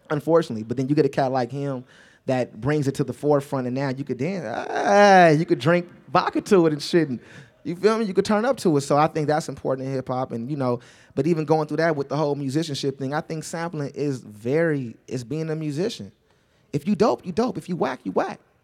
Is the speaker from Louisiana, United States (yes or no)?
no; Los Angeles, California, United States; I'm not from the outskirts of Los Angeles. I'm really from Los Angeles, California